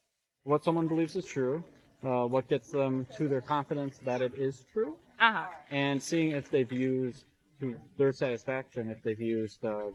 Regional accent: Green Bay, Wisconsin, United States; Where are you from? Green Bay here.

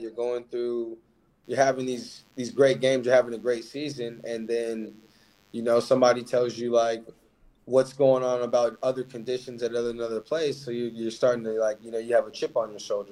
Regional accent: Alaska, United States; moved away as an adult; now in Portugal; born and raised in Alaska

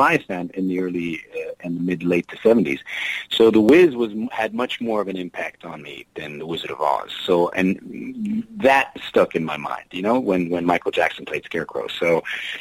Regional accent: Germany; moved away; I didn't grow up in the U.S. I grew up in Germany

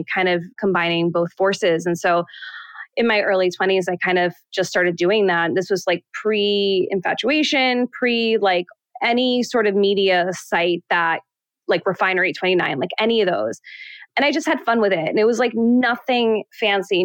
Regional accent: New York City, New York, United States; also born or lived in Manhattan, New York; I grew up in Queens and then I moved to the city when I was still pretty young. So like 17 years old

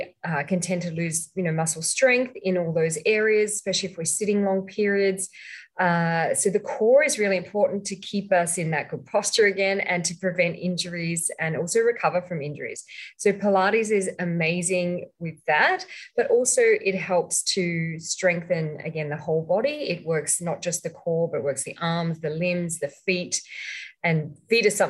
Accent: Australia; moved away as an adult; also born or lived in Sydney, Australia; now in Malaysia; I'm actually from Australia, even though I'm living in Malaysia now for the last 10 years

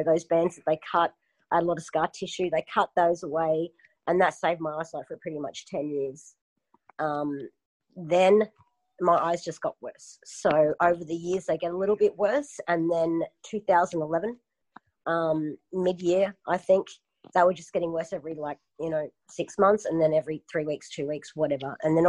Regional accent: Melbourne, Victoria, Australia; born there; moved away; also born or lived in Queensland; I was born in Melbourne and, it's like a 2-hour flight for me now. It's a very cold state.

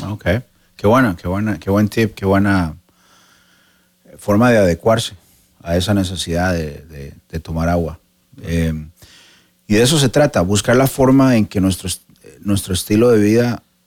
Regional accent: Costa Rica; en Costa Rica, de donde soy yo

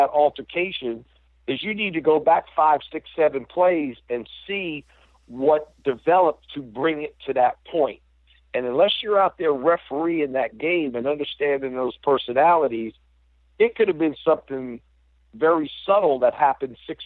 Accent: Durham, North Carolina, United States; moved away; also born or lived in Chapel Hill, North Carolina; I grew up right on the borderline of Durham and Chapel Hill

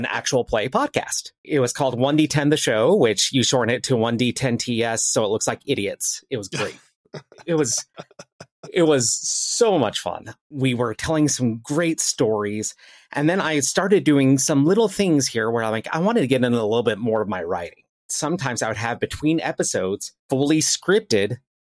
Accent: Salt Lake City, Utah, United States; I am actually from Salt Lake City, Utah

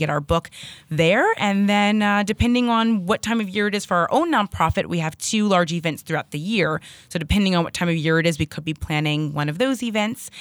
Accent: Hazlet, New Jersey, United States; moved away as an adult; now in Hoboken, United States; we're from Hazlitt, New Jersey, so not too, too far away.

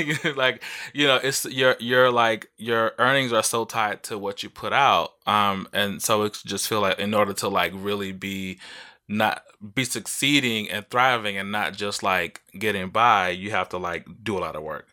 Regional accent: Mississippi, United States; I grew up in Mississippi

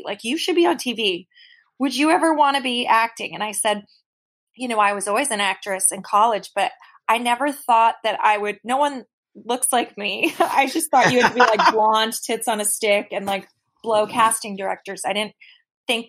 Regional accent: New York City, New York, United States; I'm from the Upper East Side

